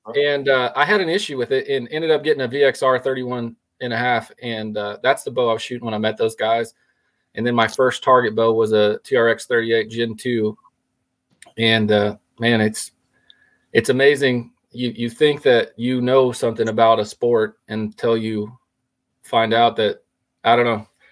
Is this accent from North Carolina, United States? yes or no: no; Colorado, United States; moved away as an adult; also born or lived in Oklahoma; originally I'm from Colorado, and uh, moved to Oklahoma in college